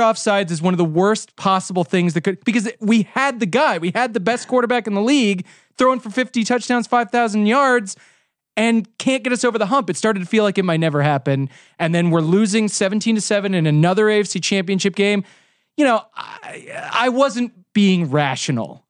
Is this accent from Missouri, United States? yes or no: yes; Kansas City, Missouri, United States; I'm from Kansas City.